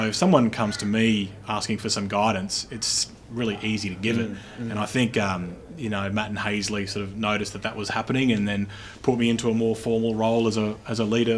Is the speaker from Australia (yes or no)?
yes; Brisbane, Queensland, Australia; we're both from Brisbane